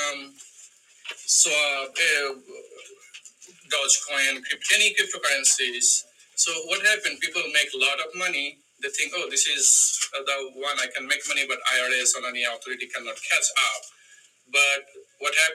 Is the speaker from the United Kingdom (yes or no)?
no; Bangladesh; now in United States; I'm from Bangladesh